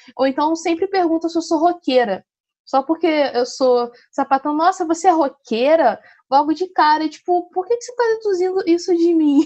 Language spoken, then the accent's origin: Portuguese; Rio de Janeiro, Brazil; sou aqui do Rio de Janeiro, do subúrbio do Rio